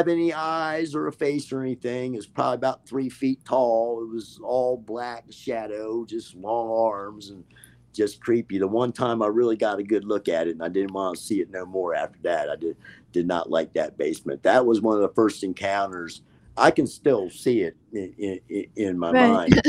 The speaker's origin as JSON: {"language": "English", "town": "Baltimore", "region": "Maryland", "country": "United States", "tie": "born or raised there", "also_born_or_lived": "Catonsville, Maryland", "said": "I'm from Maryland. I was born in Baltimore"}